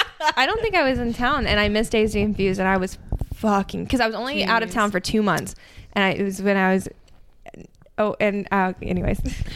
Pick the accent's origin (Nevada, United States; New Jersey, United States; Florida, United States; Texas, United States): Texas, United States; I'm from Texas